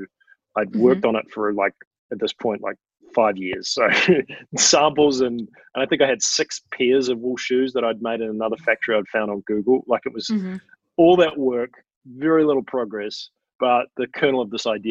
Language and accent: English; Wellington, New Zealand; moved away as an adult; also born or lived in San Francisco; I was back in Wellington playing soccer for the Wellington Phoenix in my hometown